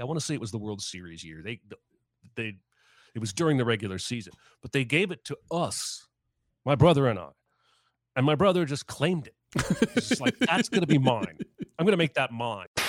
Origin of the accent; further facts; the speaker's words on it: Indiana, United States; also born or lived in Baltimore, Maryland; we moved to Indiana